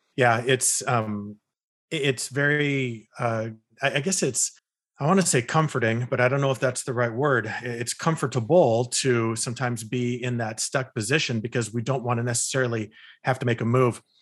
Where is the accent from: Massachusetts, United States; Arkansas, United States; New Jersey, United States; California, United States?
California, United States; moved away as an adult; also born or lived in Utah; I was, uh, born and raised in California